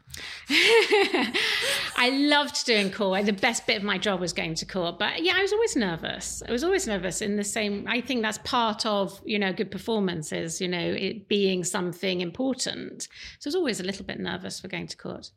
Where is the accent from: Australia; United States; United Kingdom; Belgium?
United Kingdom; Leeds, Yorkshire and the Humber; I grew up in Leeds